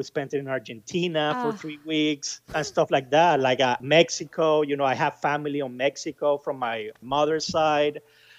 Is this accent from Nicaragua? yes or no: yes; Nicaragua; now in Arlington, United States; I live in Arlington, Virginia, but I'm originally from Nicaragua.